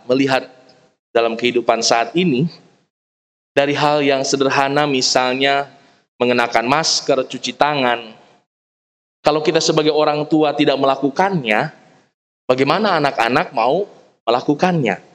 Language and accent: Indonesian; West Java, Indonesia; Saya orang Sunda, ada Opung Utajul orang Batak, ada Opa Aris orang Toraja. Kita lahir dalam tradisi, dalam budaya kita masing-masing.